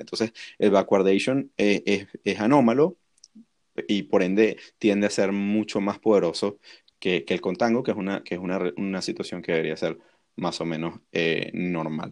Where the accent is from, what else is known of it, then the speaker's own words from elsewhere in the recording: Venezuela; nosotros que somos venezolanos